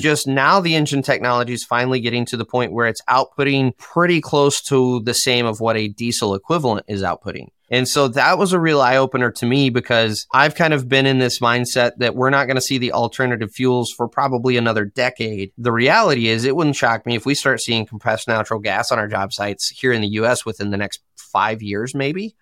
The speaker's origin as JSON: {"language": "English", "region": "Michigan", "country": "United States", "said": "I am from Michigan in the U S."}